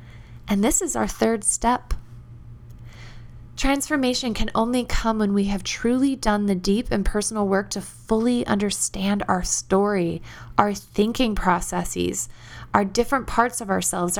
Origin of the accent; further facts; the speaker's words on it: the South, United States; accent: Southern; I had grown up in the South, and my peers thought my Southern accent was funny and teased me.